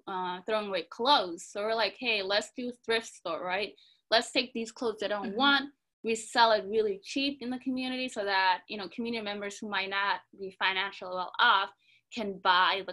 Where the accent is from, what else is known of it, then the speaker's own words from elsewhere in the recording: Minneapolis, Minnesota, United States; we grew up in the Cedar Riverside community, which is predominantly East African